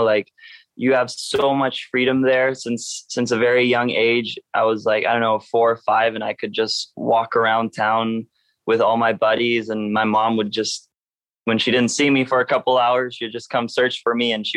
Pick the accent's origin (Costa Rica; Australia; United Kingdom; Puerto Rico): Costa Rica; also born or lived in Maui, Hawaii / Germany (family); that I grow up in that environment.